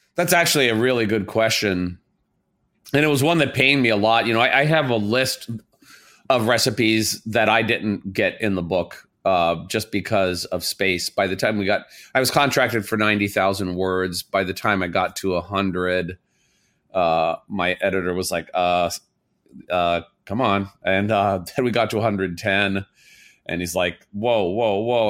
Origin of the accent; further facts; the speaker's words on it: Southern Indiana, United States; also born or lived in Illinois; I'm from Southern Indiana.